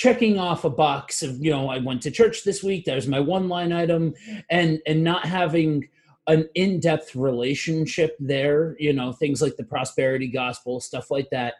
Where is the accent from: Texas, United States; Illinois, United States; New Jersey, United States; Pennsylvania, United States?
Pennsylvania, United States; northeastern; I am from northeastern Pennsylvania. If you've ever seen the show The Office, I am from where that show is based off of. And I grew up in this area